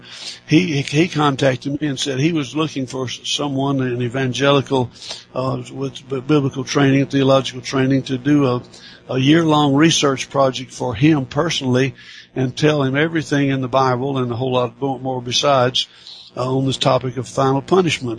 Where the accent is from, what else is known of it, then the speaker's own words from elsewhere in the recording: Athens, Alabama, United States; my hometown of Athens, Alabama